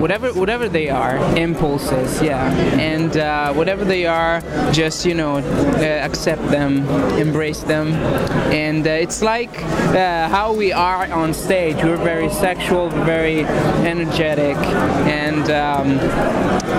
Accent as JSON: {"language": "English", "area": "near Florence", "region": "Tuscany", "country": "Italy", "second_language": "English", "said": "We're not from Bologna, but we're from pretty near in Tuscany, near Florence."}